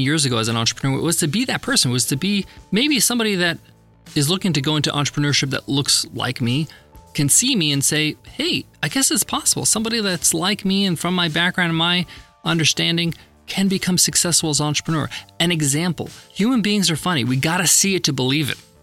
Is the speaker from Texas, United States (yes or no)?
no; Long Island, New York, United States; Where I grew up in Long Island, New York